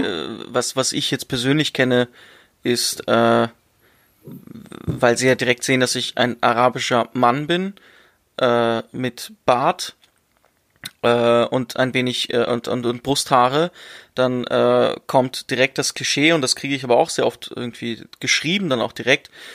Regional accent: Germany; ich bin in Deutschland geboren. Ich bin in Deutschland aufgewachsen.

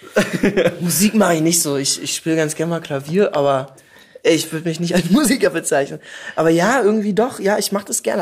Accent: Berlin, Germany; accent: Berlin dialect; ich komme aus, äh, aus Pankow tatsächlich

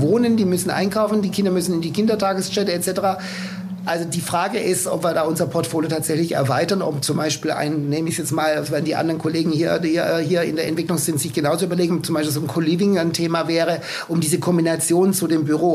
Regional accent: Swabia, Germany; als Schwabe

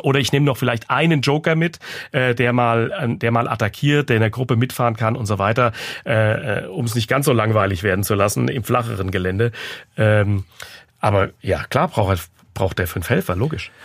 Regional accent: Frankfurt, Hesse, Germany; bei uns in Frankfurt, ich bin ja Frankfurter und der 1. Mai ist mein Heimrennen

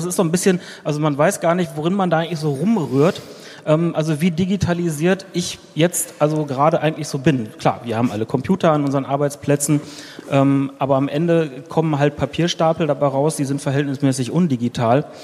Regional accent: Berlin, Germany; Ich komme hier aus Berlin und bin Mitinhaber eines kleinen Ingenieurbüros.

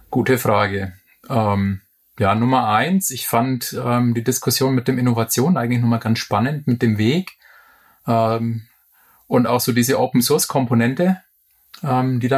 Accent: Bamberg, Bavaria, Germany; Meine Frau, die aus der Region München kommt, hat mich eigentlich gedrängt, nach Bamberg in meine Heimatstadt zurückzuziehen.

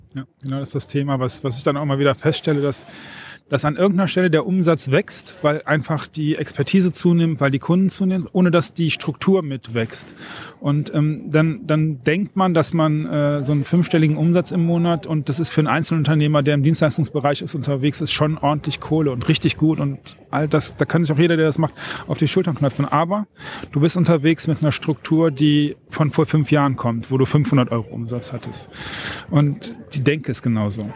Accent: North Rhine-Westphalia, Germany; ich komme vom Niederrhein

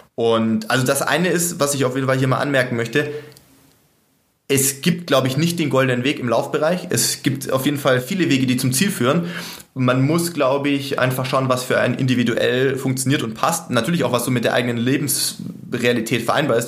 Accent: Sindelfingen, Baden-Württemberg, Germany; moved away; also born or lived in Regensburg; wie ich in Sindelfingen, sag ich mal, äh, sportlich groß geworden bin in der Jugend und dann auch in Regensburg

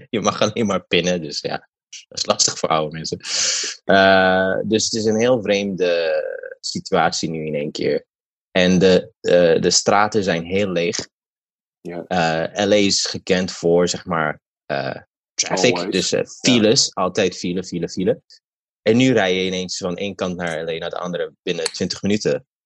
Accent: Ethiopia; now in United States; ik kom uit

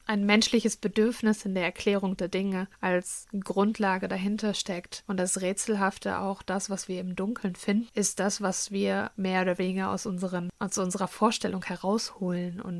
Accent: Northern Germany, Germany; bin ich froh, dass ich im Norden groß geworden bin.

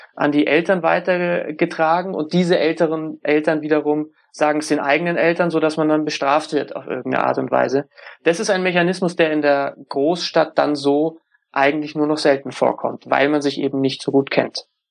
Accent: Munich, Bavaria, Germany; Ich komme aus München

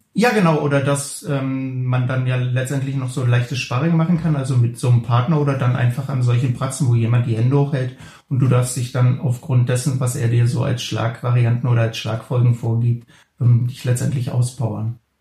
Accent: the east of the Republic, East Germany, Germany; ich bin ja damals im Osten der Republik groß geworden

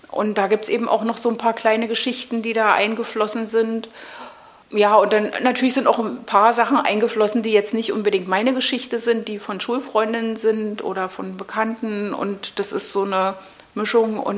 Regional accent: Berlin, Germany; ich bin hier im Prenzlauer Berg {S255} äh, {S1} aufgewachsen, also ja, ich bin in, in Mitte geboren, aber sofort am Tag meiner Geburt wieder in den Prenzlauer Berg zurück.

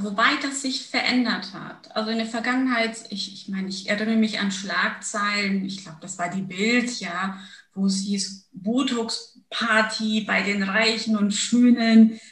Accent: Germany; also born or lived in Turkey / Munich, Germany; bin mit sechs Jahren nach Deutschland gekommen

